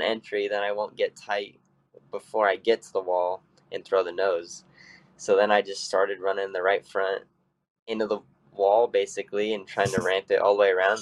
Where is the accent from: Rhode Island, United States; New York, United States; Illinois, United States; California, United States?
California, United States; growing up in California